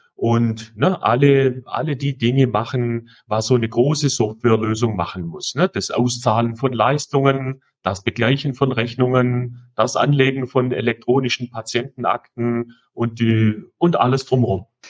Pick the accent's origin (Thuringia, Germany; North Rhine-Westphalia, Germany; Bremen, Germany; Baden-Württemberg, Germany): Baden-Württemberg, Germany; Swabia; accent: Swabian; ich komme aus dem Schwäbischen